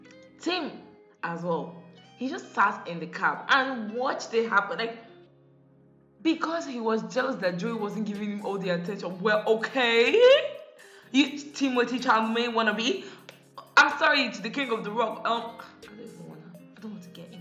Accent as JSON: {"language": "English", "country": "Nigeria", "tie": "born or raised there", "said": "I grew up in Nigeria"}